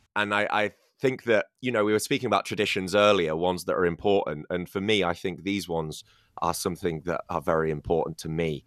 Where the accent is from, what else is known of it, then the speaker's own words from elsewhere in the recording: Scarborough, Yorkshire and the Humber, United Kingdom; moved away; in my hometown of Scarborough